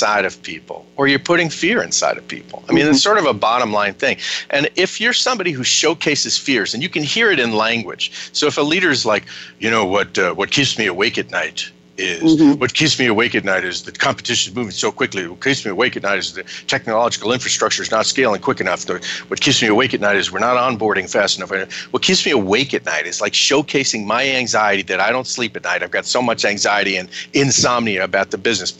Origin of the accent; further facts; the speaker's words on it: United States; also born or lived in Ireland; I say it as both an American and an Irishman myself